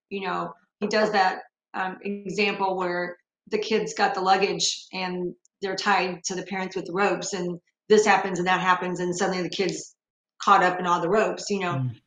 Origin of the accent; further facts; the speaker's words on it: near Evansville, Indiana, United States; I grew up near the Evansville area